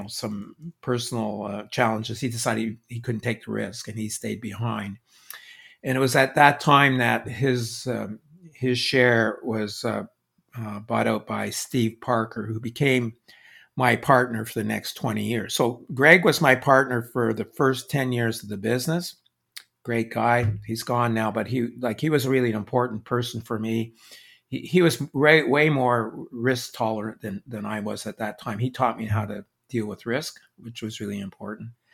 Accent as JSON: {"language": "English", "region": "Quebec", "country": "Canada", "tie": "born or raised there", "said": "my growing up in Quebec"}